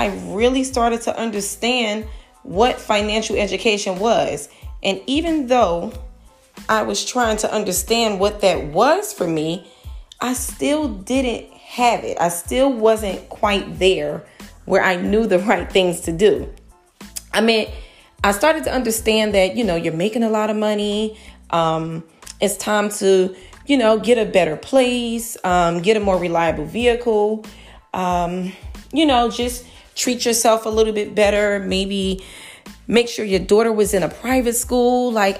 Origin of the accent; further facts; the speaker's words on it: Newark, New Jersey, United States; I'm from Newark, New Jersey, born and raised